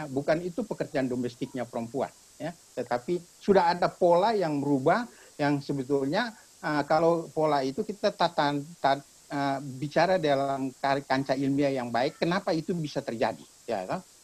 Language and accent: Indonesian; Papua, Indonesia; saya ini lahir dan besar di Papua